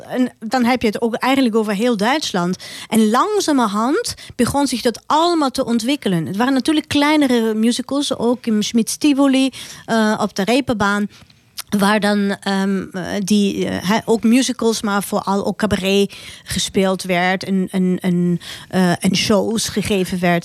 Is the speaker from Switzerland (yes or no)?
no; Austria; Dutch is a second language; moved away as an adult; now in Netherlands; mijn roots zijn in Oostenrijk. En eh, mijn hart ligt daar